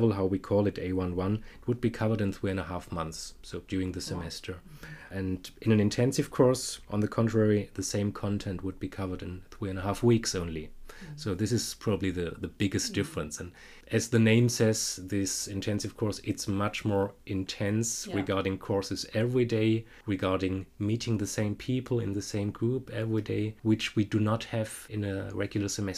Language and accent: English; Stuttgart, Baden-Württemberg, Germany; I'm originally from Stuttgart